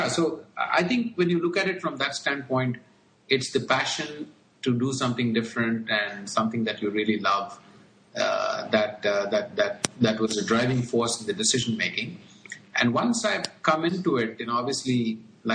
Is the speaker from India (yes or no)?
yes; India; moved away as an adult; also born or lived in United States / Indonesia / Hong Kong / Bangalore; Born and brought up in India, and like most kids, played a lot of cricket.